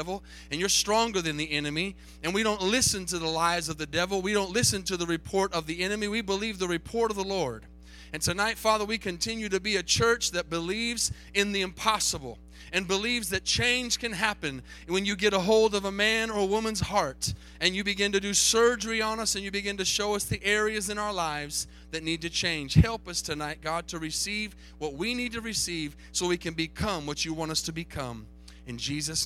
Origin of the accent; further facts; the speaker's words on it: Tucson, Arizona, United States; moved away; I grew up in Tucson, Arizona